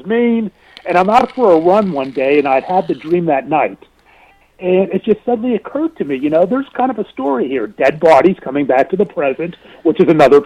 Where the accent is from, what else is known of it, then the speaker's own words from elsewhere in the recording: Pittsburgh, Pennsylvania, United States; growing up in Pittsburgh